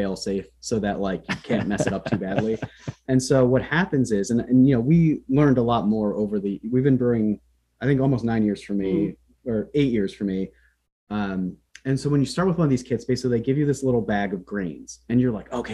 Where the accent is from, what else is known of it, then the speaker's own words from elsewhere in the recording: Central Pennsylvania, United States; moved away as an adult; also born or lived in New Jersey; now in Berkshires, United States; I was born in New Jersey, and then my family moved to Pennsylvania in the early 90s